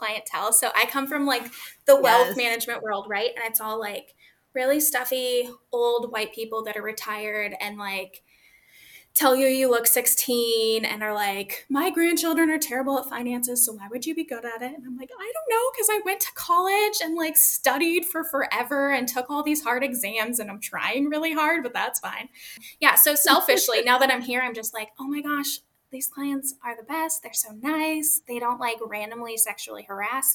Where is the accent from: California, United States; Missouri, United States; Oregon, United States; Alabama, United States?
California, United States; Vallejo; now in Humboldt County, United States; I'm originally from California in the Bay Area, Vallejo, serial killer USA. And then I live in Humboldt County now in the Emerald Triangle